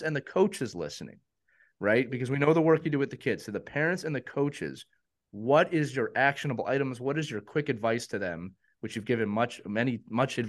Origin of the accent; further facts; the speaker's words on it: Philadelphia, Pennsylvania, United States; I grew up in Philadelphia. I grew up a Flyers fan.